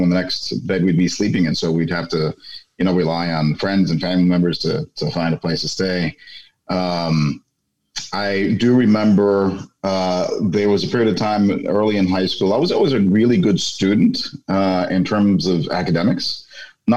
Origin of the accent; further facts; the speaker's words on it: New York City, New York, United States; first language Spanish; English is a second language; moved away as an adult; now in Washington, D.C. area, United States; I grew up in an area called Bushwick, Brooklyn